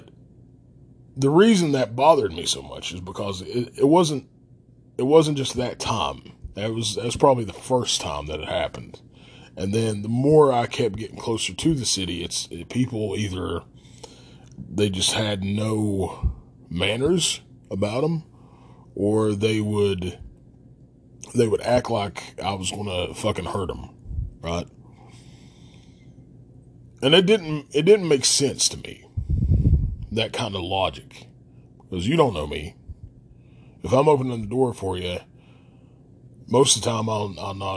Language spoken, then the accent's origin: English; Logan, West Virginia, United States; And there was a problem with me being from Logan. Everything was fine until they heard my accent